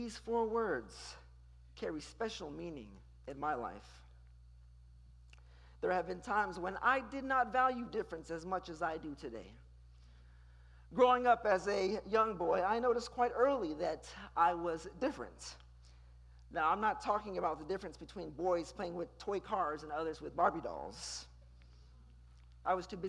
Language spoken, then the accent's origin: English; Houston, Texas, United States; I started attending a magnet school across town here in Houston